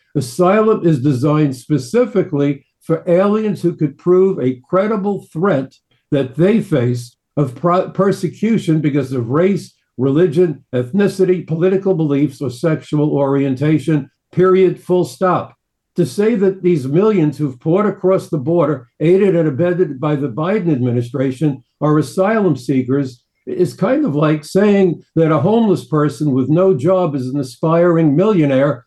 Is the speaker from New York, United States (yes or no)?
yes; New York City, New York, United States; I'm a New Yorker